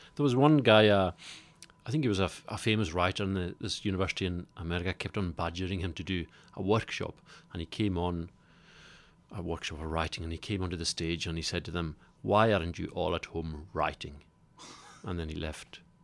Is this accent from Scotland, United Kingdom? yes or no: yes; Isle of Lewis, Scotland, United Kingdom; I come from the Isle of Lewis